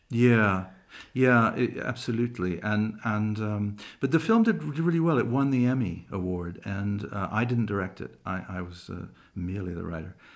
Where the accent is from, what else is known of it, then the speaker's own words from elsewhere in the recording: England, United Kingdom; I was born in England